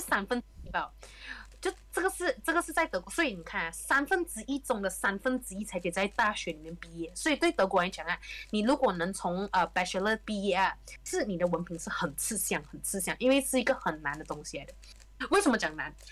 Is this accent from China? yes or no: no; Malaysia; moved away as an adult; also born or lived in Germany; 他跟我们马来西亚从小的 education system 就已经有一点很大分别啊